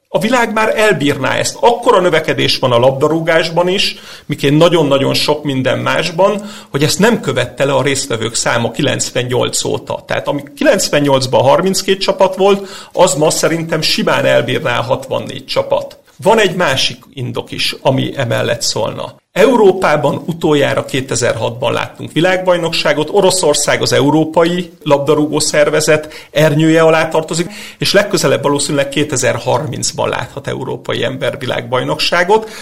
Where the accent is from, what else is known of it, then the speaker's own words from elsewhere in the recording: Hungary; mint magyar labdarúgó szurkoló